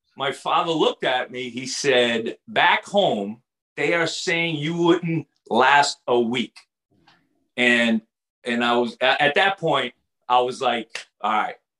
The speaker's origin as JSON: {"language": "English", "town": "Everett", "region": "Massachusetts", "country": "United States", "tie": "born or raised there", "also_born_or_lived": "Arkansas", "said": "I grew up about four miles from the Boston Garden"}